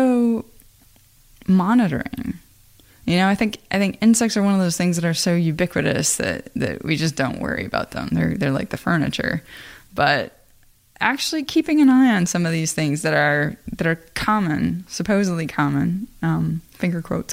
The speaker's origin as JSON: {"language": "English", "region": "Iowa", "country": "United States", "tie": "born or raised there", "said": "I am from Iowa. You know, I have family that farm."}